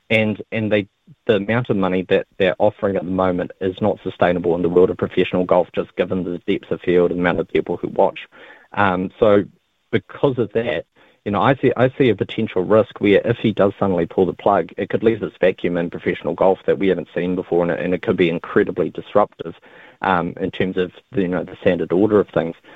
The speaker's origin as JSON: {"language": "English", "region": "Dubai", "country": "United Arab Emirates", "tie": "born or raised there", "said": "I grew up in Dubai and I, I had the opportunity when I was there to, that's really where I fell in love with golf"}